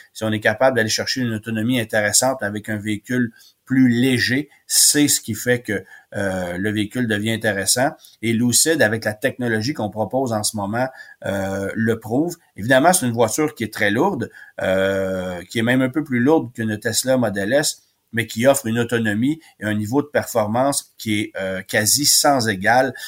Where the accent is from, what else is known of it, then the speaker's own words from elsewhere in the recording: Quebec, Canada; chez nous au Québec